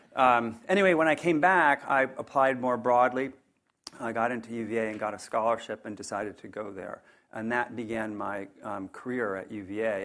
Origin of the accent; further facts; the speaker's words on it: northern New Jersey, United States; now in Charlottesville, United States; I grew up in a small blue-collar town in northern New Jersey